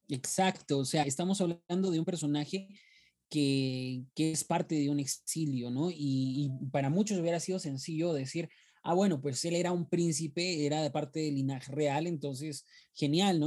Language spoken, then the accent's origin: Spanish; Peru; soy de Perú